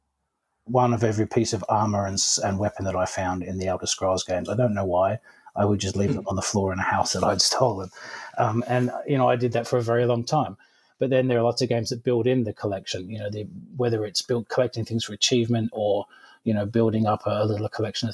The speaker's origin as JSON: {"language": "English", "area": "Cornwall", "region": "South West England", "country": "United Kingdom", "tie": "born or raised there", "said": "I grew up in Cornwall in the UK"}